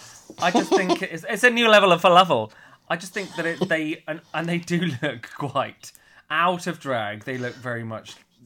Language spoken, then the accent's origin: English; United Kingdom; because we're British, we're brought into it.